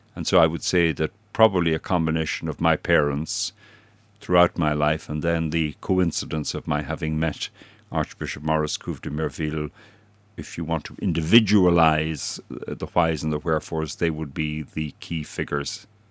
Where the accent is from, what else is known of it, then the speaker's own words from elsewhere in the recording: County Sligo, Connacht, Ireland; moved away as an adult; also born or lived in Dublin, Ireland / Leuven, Belgium / Brussels, Belgium; now in Wolverhampton, United Kingdom; I am a native of Ireland, uh, born and brought up in County Sligo, which is on the North Atlantic seaboard